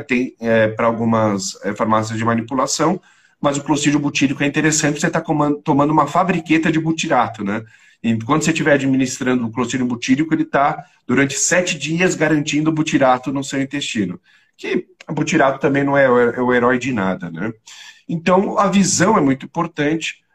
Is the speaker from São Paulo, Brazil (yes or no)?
yes; São Paulo, Brazil; eu sou paulistano, nasci na Beneficência Portuguesa, bem no centro de São Paulo